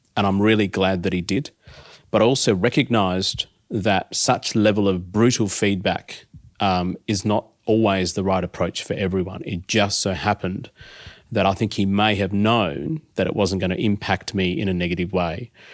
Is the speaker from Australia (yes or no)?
yes; Adelaide, South Australia, Australia; I grew up in Adelaide.